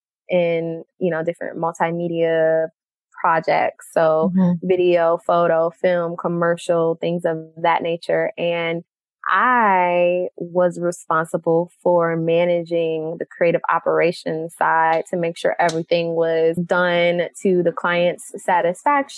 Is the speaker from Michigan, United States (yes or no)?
yes; Detroit, Michigan, United States; moved away as an adult; also born or lived in Florida; now in Brooklyn, United States; Originally, I'm from Detroit, Michigan.